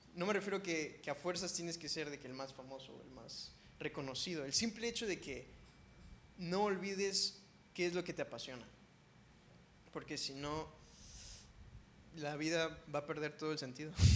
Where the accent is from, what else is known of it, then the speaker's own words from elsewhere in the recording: Ensenada, Baja California, Mexico; now in Cancún, Mexico; Yo soy de Ensenada, Baja California